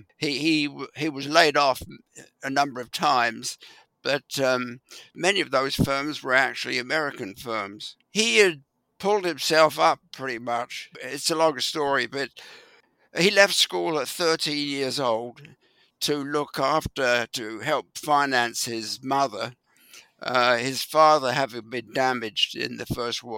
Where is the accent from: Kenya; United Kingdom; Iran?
United Kingdom; London; moved away; I grew up in West London